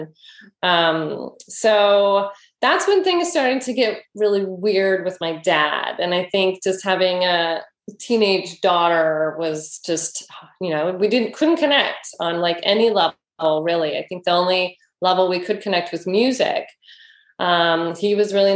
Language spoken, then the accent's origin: English; Oakland, California, United States; grew up in Oakland, and had a lovely childhood